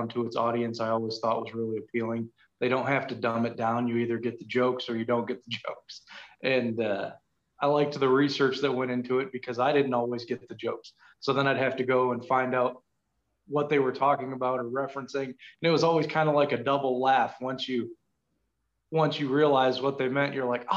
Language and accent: English; Milwaukee, Wisconsin, United States; now in Louisville, United States; I was born in Milwaukee